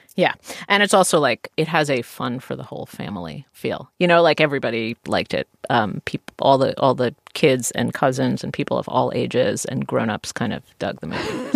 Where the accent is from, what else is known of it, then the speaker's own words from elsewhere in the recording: United States; I'm an American